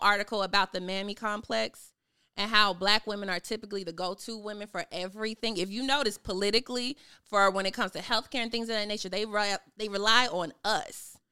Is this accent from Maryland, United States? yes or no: no; Chicago, Illinois, United States; moved away as an adult; now in Atlanta, United States; I am originally from Chicago. I just moved to Atlanta